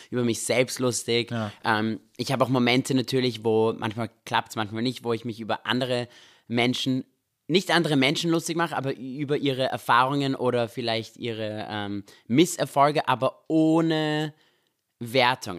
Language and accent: German; Vienna, Austria; also born or lived in Israel; wir sind in Österreich aufgewachsen, in Wien